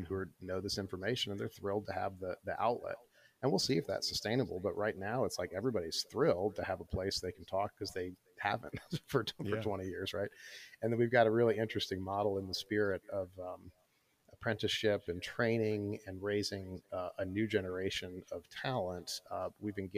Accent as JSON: {"language": "English", "region": "Michigan", "country": "United States", "tie": "born or raised there", "also_born_or_lived": "St. Louis, Missouri", "moved": "yes", "lives_now": "Durham, United States", "said": "growing up in Michigan"}